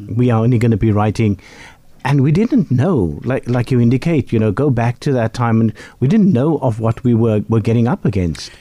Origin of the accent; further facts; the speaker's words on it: Bellville, Western Cape, South Africa; where I grew up in Bellville South